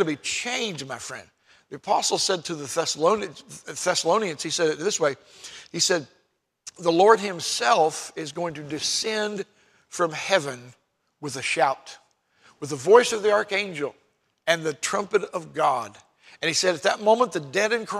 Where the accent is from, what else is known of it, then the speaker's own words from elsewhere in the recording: United States; I'm an American citizen